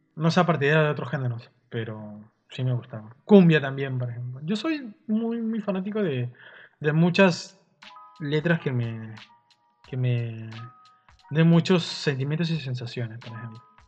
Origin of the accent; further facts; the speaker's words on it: Peru; nosotros somos peruanos